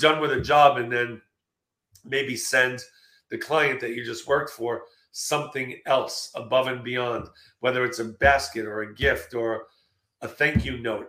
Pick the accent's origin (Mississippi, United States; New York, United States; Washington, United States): New York, United States; also born or lived in Los Angeles, California; now in Texas, United States; I'm originally from New York, moved